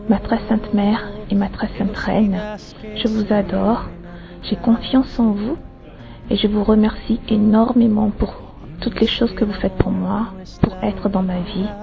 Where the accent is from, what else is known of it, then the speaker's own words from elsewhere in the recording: Togo; now in France; j'ai 34 ans, je suis française, mais originairement du Togo.